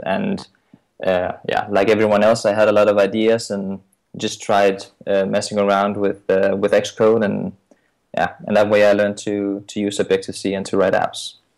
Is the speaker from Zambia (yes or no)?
no; Denmark; I'm from Denmark